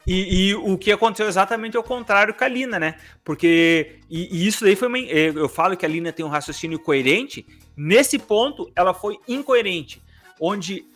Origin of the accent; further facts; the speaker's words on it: Brazil; a gente é brasileiro